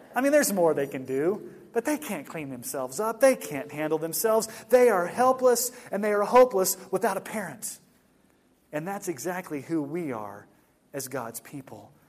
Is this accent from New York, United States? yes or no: no; Houston, Texas, United States; moved away; Back in 1982, when I was a kid and we were growing up in Houston